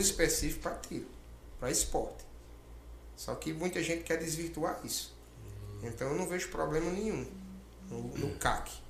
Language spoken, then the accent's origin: Portuguese; Rio Grande do Norte, Brazil; now in Mato Grosso, Brazil; lá no meu estado, é, a, a, no Rio Grande do Norte